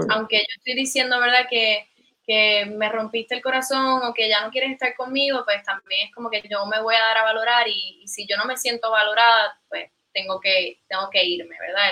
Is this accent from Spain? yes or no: no; Caguas, Puerto Rico; yo soy originalmente de Caguas, eh, ¿verdad? Me crié toda la vida allí.